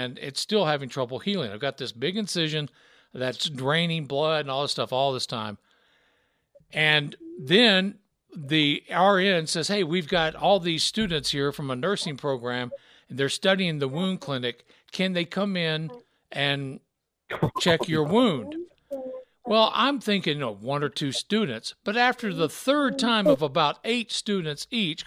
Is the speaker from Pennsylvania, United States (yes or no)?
no; Memphis, Tennessee, United States; accent: Southern; moved away as an adult; also born or lived in Rexburg, Idaho; I grew up in Memphis, Tennessee